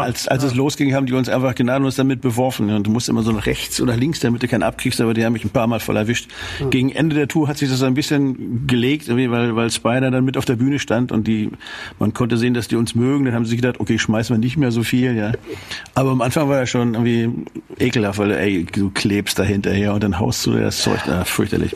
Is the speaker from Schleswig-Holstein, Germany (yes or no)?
yes; Schleswig, Schleswig-Holstein, Germany; ich komme ja aus Schleswig. Ja? Also ich wohne da jetzt sozusagen in der Nähe